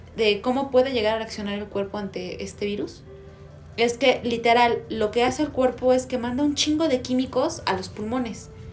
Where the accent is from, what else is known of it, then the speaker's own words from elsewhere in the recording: Mexico; como mexicanos